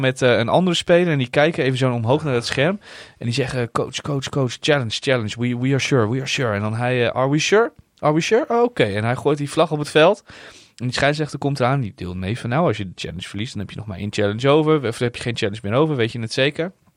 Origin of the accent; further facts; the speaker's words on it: Netherlands; als Nederlander